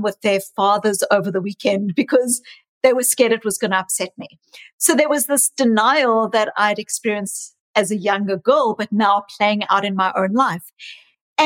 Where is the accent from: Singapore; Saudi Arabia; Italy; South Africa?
South Africa; also born or lived in New Zealand / Australia; now in Boston, United States; I was raised in South Africa, born in South Africa, but I also lived in New Zealand and in Australia for many years.